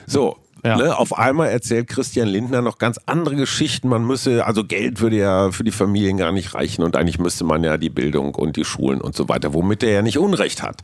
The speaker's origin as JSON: {"language": "German", "town": "Münster", "region": "North Rhine-Westphalia", "country": "Germany", "tie": "born or raised there", "said": "meiner Heimatstadt Münster"}